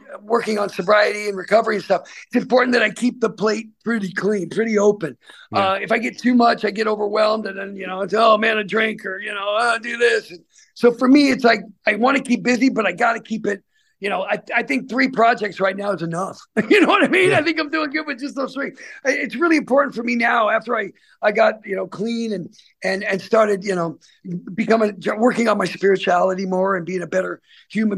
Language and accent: English; Salem, United States; places in Salem, my hometown